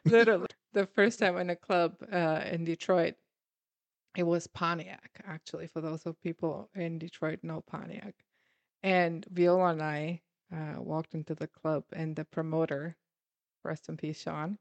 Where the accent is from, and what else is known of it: Germany; moved away as an adult; now in United States